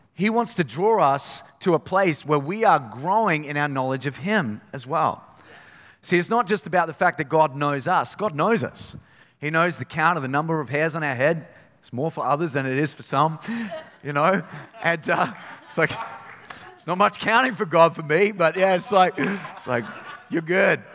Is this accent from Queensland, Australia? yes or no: yes; Innisfail, Queensland, Australia; I grew up in Innisfail